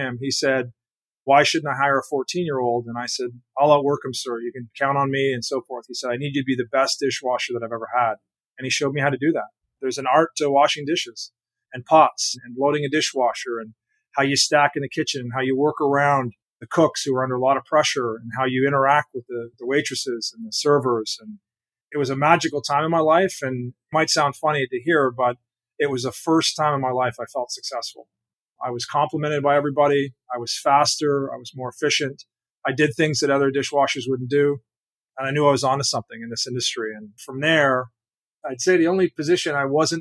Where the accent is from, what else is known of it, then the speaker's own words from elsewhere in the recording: Canada; moved away; 12 years old, growing up in Canada